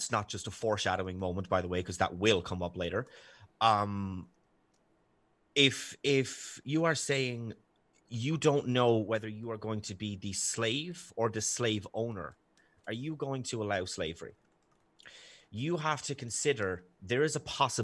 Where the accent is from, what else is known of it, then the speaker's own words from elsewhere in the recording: Ireland; accent: Irish; my sexy Irish accent